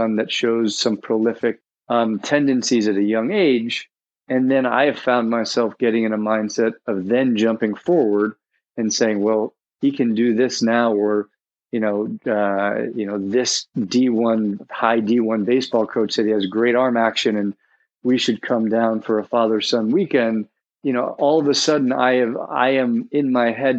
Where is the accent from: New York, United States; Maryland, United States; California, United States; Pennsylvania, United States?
New York, United States; New York City; my background is growing up in New York City on the Upper East Side